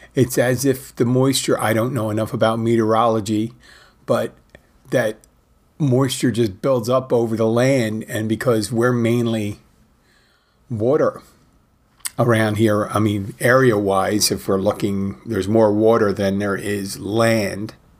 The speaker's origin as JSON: {"language": "English", "town": "Philadelphia", "region": "Pennsylvania", "country": "United States", "said": "I am from Philadelphia"}